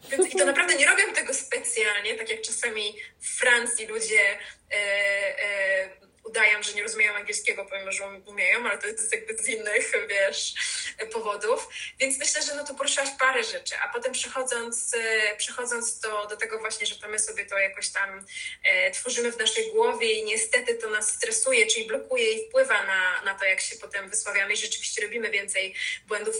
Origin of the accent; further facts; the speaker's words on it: Poland; moved away as an adult; now in London, United Kingdom; się urodziliśmy w tak Polsce